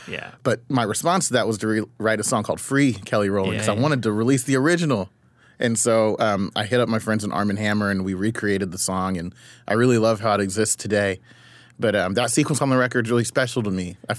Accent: Ipswich, East of England, United Kingdom; born there; So I was born in Ipswich, Suffolk, in the UK. My dad was a military person.

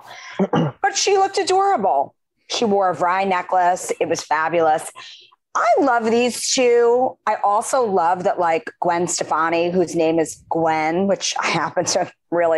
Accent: New York City, New York, United States; he grew up right near where I grew up in Queens.

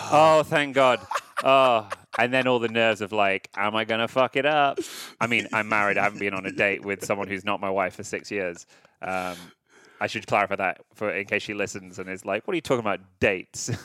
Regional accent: United Kingdom; now in Los Angeles, United States; I live in L A, listeners, even though I am British

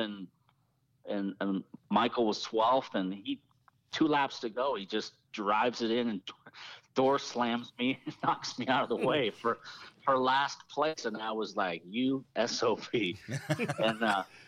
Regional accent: Toronto, Ontario, Canada; I was born in Toronto, in Canada, and my dad was moved to Canada from Ireland with my mom in 67 or 8, and I was born in 69

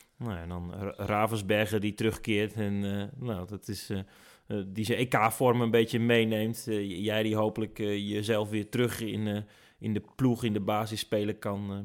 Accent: Netherlands; als Nederlander

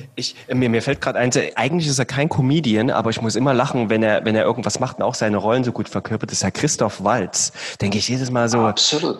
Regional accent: Saxony, Germany; ich bin Sachse

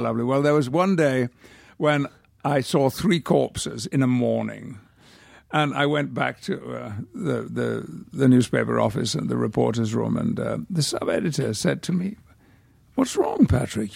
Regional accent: United Kingdom; now in United States; I could retain my British passport, but I do have a very strong feeling about being British

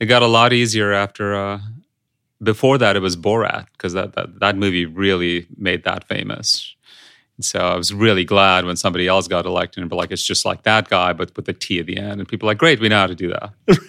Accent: India; English is a second language; moved away; I grew up in India

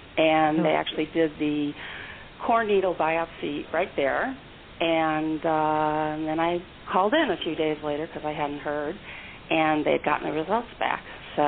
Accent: St. Louis, Missouri, United States; I am so excited, and I'm also so excited because I have to tell you, I'm from St. Louis, Missouri.

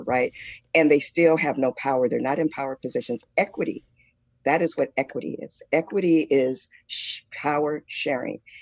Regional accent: United States; as a Black woman growing up in America

